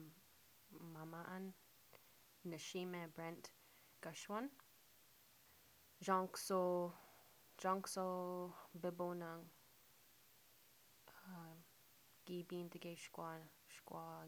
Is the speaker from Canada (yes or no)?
yes; Mount Uniacke, Nova Scotia, Canada; moved away; also born or lived in Ottawa; I was born in Nova Scotia in Mount Uniac. Shout out to my Mount Uniac family.